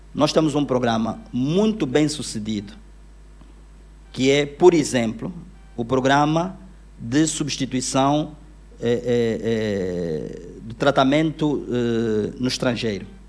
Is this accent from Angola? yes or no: yes; Luanda, Luanda Province, Angola; also born or lived in Uíge; Eu cresci aqui em Luanda